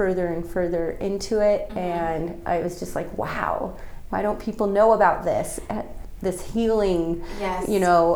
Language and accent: English; Moreno Valley, California, United States; I'm from Moreno Valley, which is in the Inland Empire, basically on the way to Palm Springs